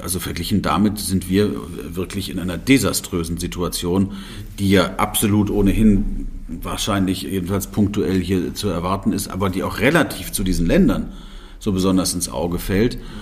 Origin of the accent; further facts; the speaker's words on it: Germany; wir haben ja als Deutsche